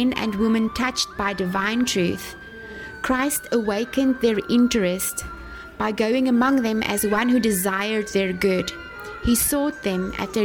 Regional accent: South Africa; moved away as an adult; now in Sen Monorom, Cambodia; I am from South Africa, currently serving as a missionary at a school here in Senmonorem, Mondelkiri, Cambodia

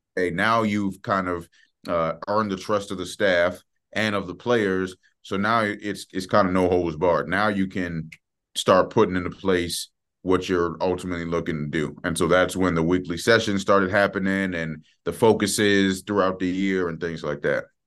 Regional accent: Maryland, United States; moved away; I'm from Maryland

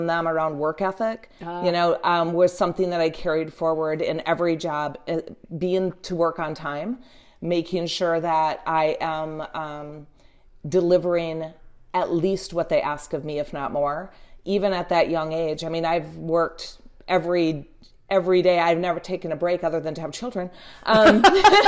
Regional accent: Marquette, Michigan, United States; at the university in the town that I grew up in Marquette

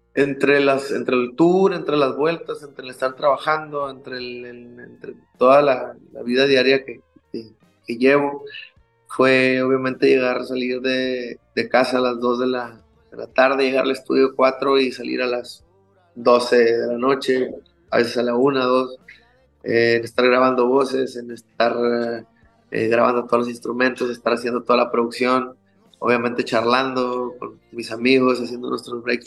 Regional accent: Hermosillo, Sonora, Mexico; soy muy así de mi tierra, soy muy de Hermosillo

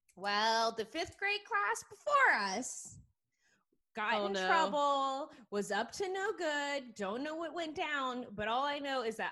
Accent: Georgia, United States; You guys know I'm from Georgia.

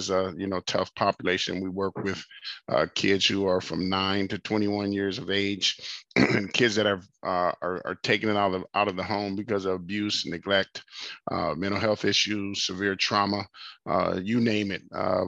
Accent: Los Angeles, California, United States; moved away; We're both from Los Angeles, California

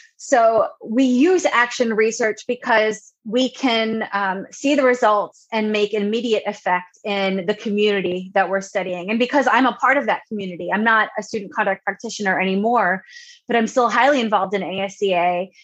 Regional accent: Long Island, New York, United States; moved away as an adult; also born or lived in Ohio / Indiana; now in North Carolina, United States; Originally, I'm from Long Island, New York, born and bred

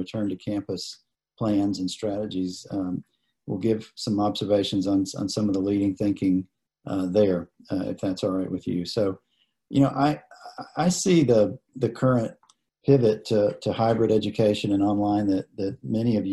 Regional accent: Statesboro, Georgia, United States; I grew up in Statesboro. My father was a professor at Georgia Southern for many years

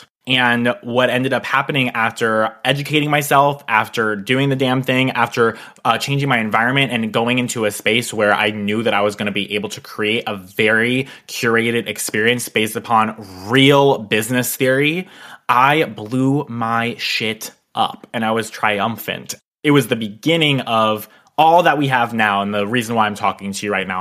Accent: Pennsylvania, United States; move an hour and a half away from my hometown

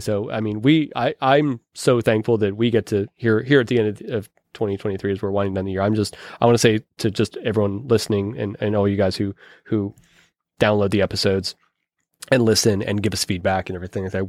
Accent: Pittsburgh, Pennsylvania, United States; accent: Pittsburgh; my Pittsburgh accent

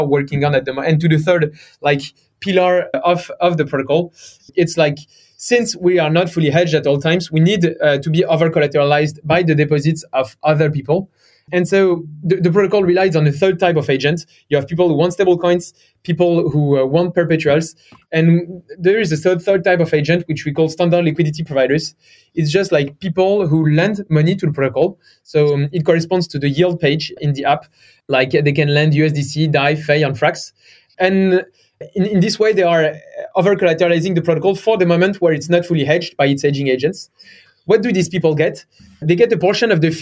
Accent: France; accent: French; English is a second language; also born or lived in Stanford, United States; So I'm from France. You may have heard it from my accent.

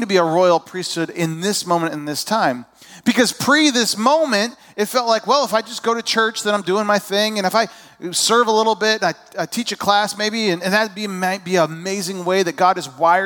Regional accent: Indiana, United States; moved away as an adult; also born or lived in California / Georgia; now in Illinois, United States; I was born in California. I grew up in my early years were in southern Indiana. I went to high school in northern Indiana.

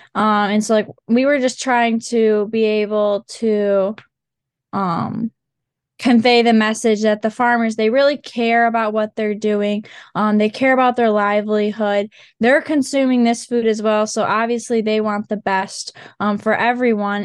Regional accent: Montague, Michigan, United States; I'm from Montague, Michigan. So I've grown up on my

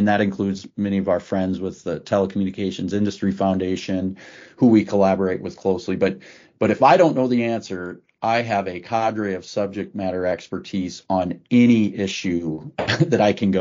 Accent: South Dakota, United States; in my home state of South Dakota

